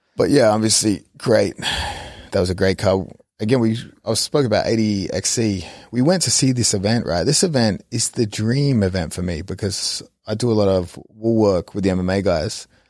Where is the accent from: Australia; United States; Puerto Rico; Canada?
Australia; moved away; as an Australian